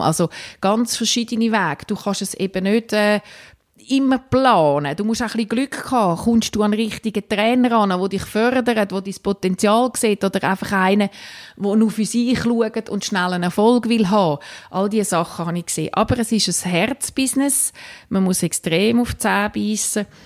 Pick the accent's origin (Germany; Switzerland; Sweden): Switzerland; Winterthur, Zurich; now in Rapperswil-Jona, Switzerland; Ich bin in Winterthur aufgewachsen, lebe jetzt mit der Familie in Rapperschwil-Jona.